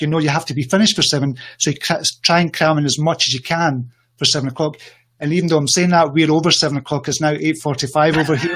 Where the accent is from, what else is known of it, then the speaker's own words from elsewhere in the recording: Scotland, United Kingdom; I come from Scotland.